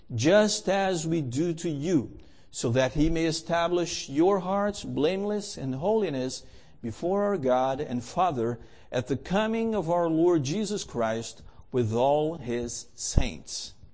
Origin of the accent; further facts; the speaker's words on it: Canada; first of all, I'm Canadian, and Canadians are polite